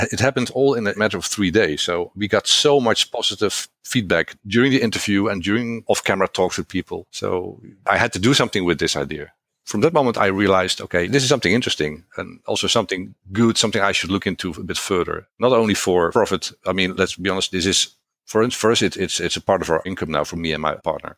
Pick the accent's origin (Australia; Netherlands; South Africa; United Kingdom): Netherlands; first language Dutch; English is a second language; I am from the Netherlands.